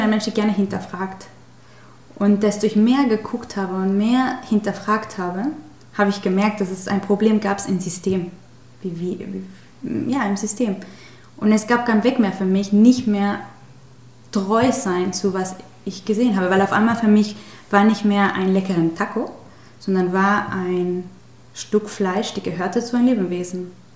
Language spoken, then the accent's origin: German; Mexico; German is a second language; moved away as an adult; now in Hamburg, Germany; ich komme aus Mexiko